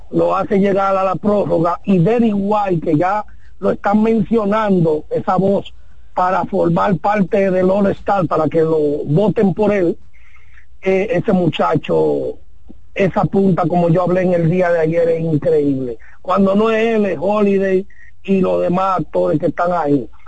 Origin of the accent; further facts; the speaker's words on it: Dominican Republic; Yo soy dominicano, pero soy nacionalizado americano.